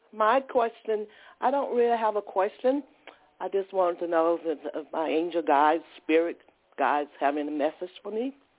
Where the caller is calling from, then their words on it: Georgia, United States; I'm calling from Georgia